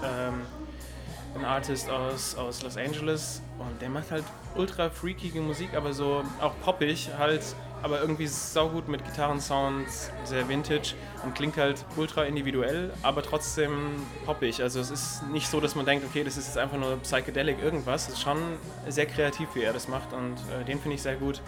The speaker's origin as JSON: {"language": "German", "town": "Erfurt", "region": "Thuringia", "country": "Germany", "tie": "born or raised there", "also_born_or_lived": "Frankfurt-Höchst, Germany / Mainz, Germany", "moved": "as an adult", "lives_now": "Frankfurt, Germany", "said": "bin dann aber groß geworden in Erfurt, also drüben im Osten"}